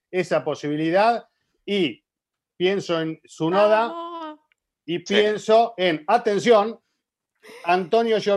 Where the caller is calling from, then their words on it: Dominican Republic; Hola Giselle, Diego, Cristian y Juan de Fórmula Latina Podcast. … de República Dominicana.